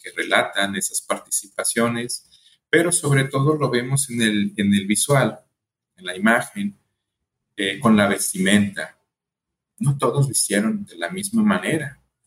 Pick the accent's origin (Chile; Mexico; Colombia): Mexico; Colima; also born or lived in El Paso, Texas; yo soy de México, nací en Colima, Colima, aquí muy cerquitas de Jalisco